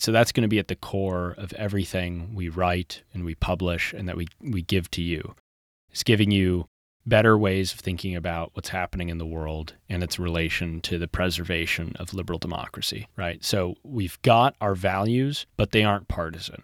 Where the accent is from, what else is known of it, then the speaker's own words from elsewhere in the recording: Kansas City, Missouri, United States; now in Santa Monica, United States; I'm from Kansas City, Missouri originally